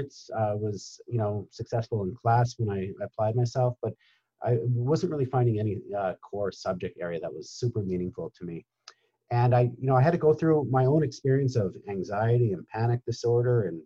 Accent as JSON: {"language": "English", "region": "Upper Peninsula of Michigan", "country": "United States", "tie": "born or raised there", "also_born_or_lived": "New York", "moved": "as an adult", "said": "I grew up in the Upper Peninsula of Michigan"}